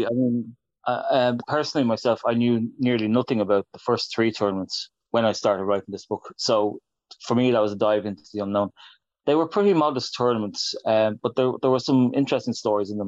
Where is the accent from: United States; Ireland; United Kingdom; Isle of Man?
Ireland; I'm an Irishman